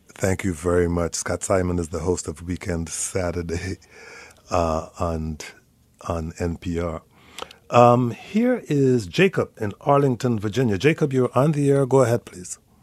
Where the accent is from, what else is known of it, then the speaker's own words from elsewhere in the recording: Guyana; moved away as an adult; also born or lived in Montreal, Canada / New York, United States; now in United States; I am from Guyana. It's the only English speaking country in South America.